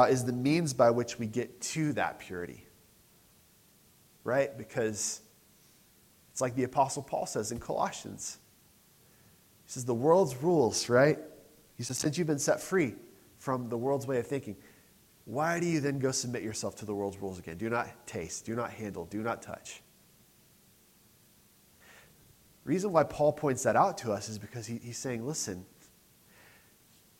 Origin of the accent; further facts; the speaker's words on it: United States; I'm too American sometimes.